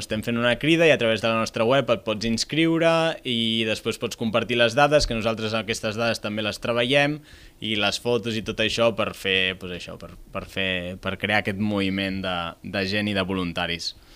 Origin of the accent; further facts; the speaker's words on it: Reus, Catalonia, Spain; jo sóc de Reus